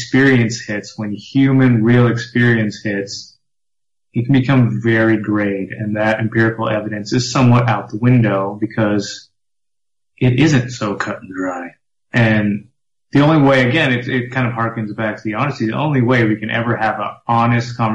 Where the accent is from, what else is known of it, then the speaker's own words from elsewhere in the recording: Texas, United States; now in Brooklyn, United States; I'm originally from Texas. I'm from small town Texas